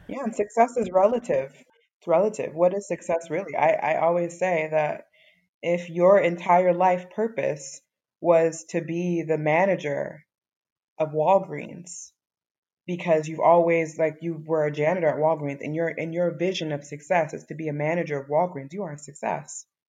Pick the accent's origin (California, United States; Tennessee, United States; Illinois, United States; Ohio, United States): Illinois, United States; Chicago; also born or lived in Evanston, Illinois; now in Dakar, Senegal; I was born in Evanston, Illinois. It's a suburb on like the outskirts of Chicago, but I was raised in Chicago, Illinois.